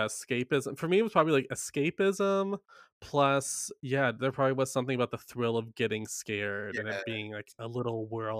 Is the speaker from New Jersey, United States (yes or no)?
no; Carthage, North Carolina, United States; I grew up in Carthage, North Carolina.